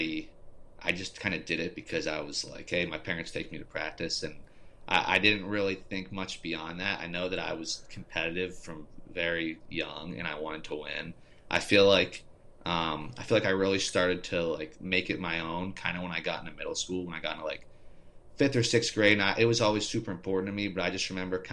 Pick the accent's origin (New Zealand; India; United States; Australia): United States; Westmoreland County, Pennsylvania; growing up in Westmoreland County